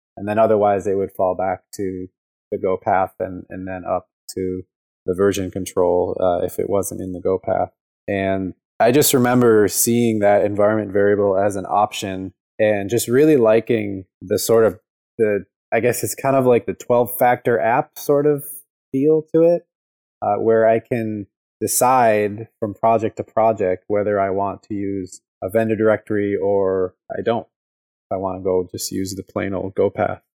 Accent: Chicago, Illinois, United States; moved away; I grew up in Chicago and then I moved here

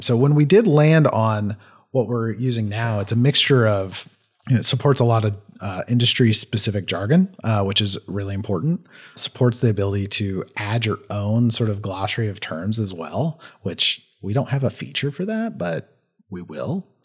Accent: Kentucky, United States; I slur a lot 'cause I'm from Kentucky

